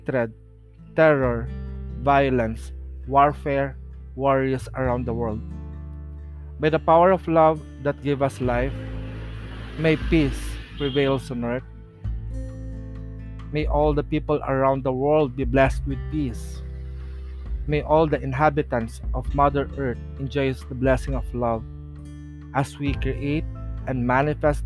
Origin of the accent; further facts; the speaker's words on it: Philippines; As Filipino